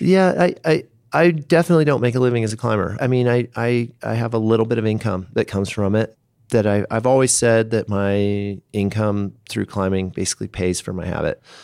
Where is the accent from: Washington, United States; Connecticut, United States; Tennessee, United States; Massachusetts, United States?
Washington, United States; Seattle; now in Boulder, United States; I grew up in the Northwest, so Seattle, that whole zone